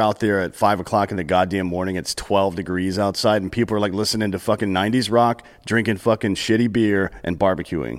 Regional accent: South Carolina, United States; moved away; I grew up in South Carolina

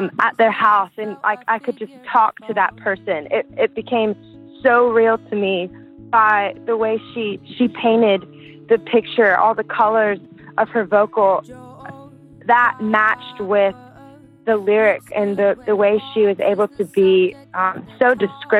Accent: South Louisiana, United States; I grew up in South Louisiana, and we love to dance to Cajun and Zydeco music

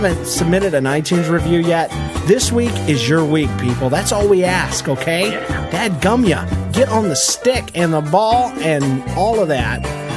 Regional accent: United States

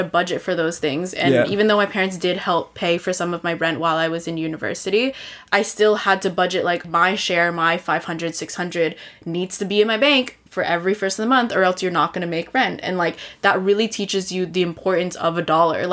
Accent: San Francisco, California, United States; moved away as an adult; also born or lived in Vancouver; I grew up in San Francisco, that's why, like, I moved back home

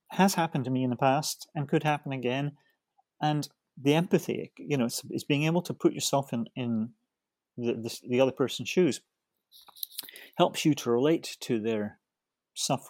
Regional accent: Scotland, United Kingdom; I come from Scotland, and, you know, I'm, you know, I hate to give away my age. No, I'm 66

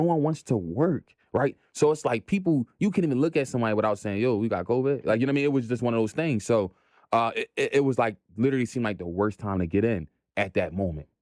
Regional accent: Philadelphia, Pennsylvania, United States; Born and raised in Philly

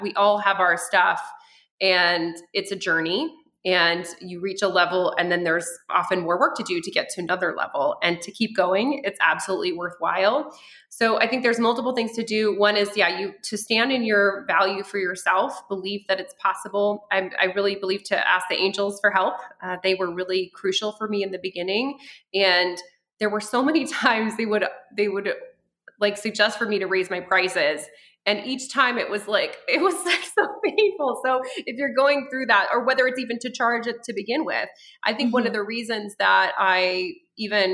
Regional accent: France; also born or lived in near Denver, Colorado, United States; now in Colorado, United States; I was born in France and we had an outhouse.

